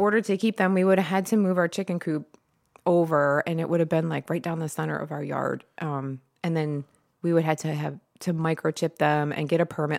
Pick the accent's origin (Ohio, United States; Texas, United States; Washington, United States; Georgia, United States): Ohio, United States; Toledo; moved away as an adult; also born or lived in Florida / Rossford, Ohio / Swanton, Ohio; now in Perrysburg, United States; I grew up in Toledo, and then from there, I moved around a bunch, just going to different schools, colleges.